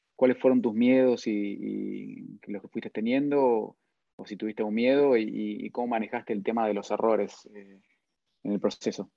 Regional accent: Argentina; primero como argentino, después como sudamericano

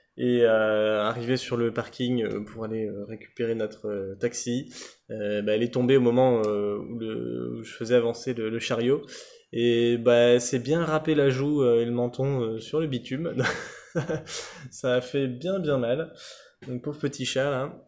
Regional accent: France; en tant que Français

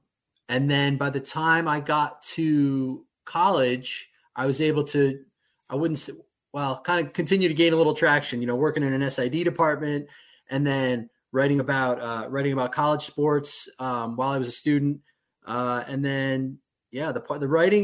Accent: Guilderland, New York, United States; I grew up in Guilderland.

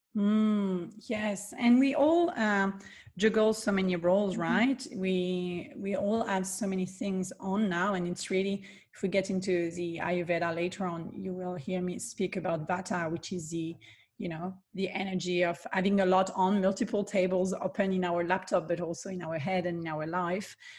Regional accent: southern France, France; I am born and raised in the south of France

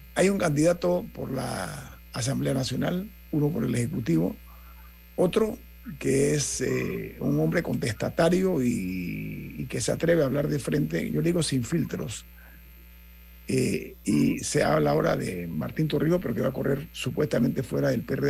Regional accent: Panama; como panameño

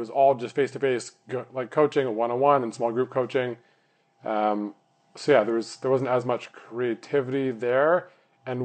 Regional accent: Vancouver, British Columbia, Canada; grew up in Vancouver where like the oldest thing is like that McDonald's is 60 years old.

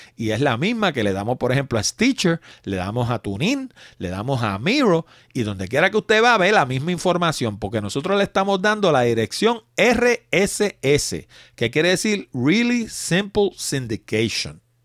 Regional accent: Puerto Rico; como decimos los puertorriqueños

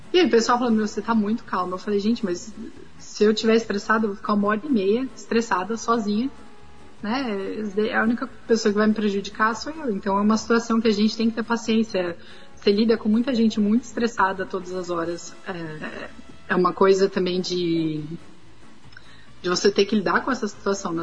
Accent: São Paulo, Brazil; now in Ukraine; Eu sou de São Paulo

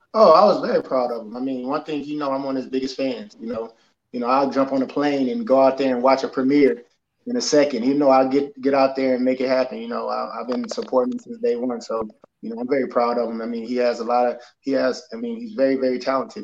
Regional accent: Houston, Texas, United States; I'm Houston, Texas, uh, born and raised

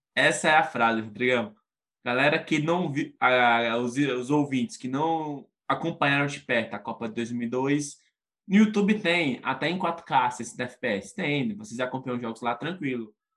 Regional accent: Brazil; eu sou brasileiro

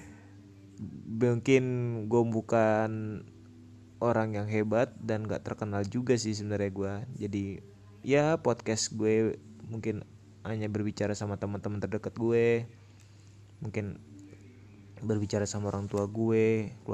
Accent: Tangerang, Banten, Indonesia; Gua berumur 21 tahun di tahun ini. Kebetulan gua orang Tangerang

